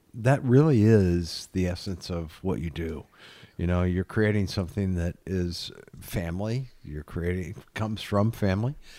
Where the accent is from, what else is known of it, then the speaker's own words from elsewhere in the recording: Iowa, United States; moved away; I'm from Iowa